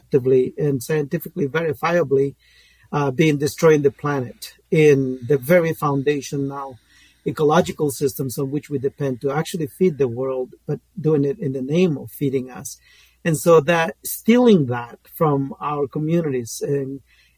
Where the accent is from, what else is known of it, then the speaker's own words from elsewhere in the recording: Guatemala; moved away; I'm originally from Guatemala. I grew up in the rainforest of Guatemala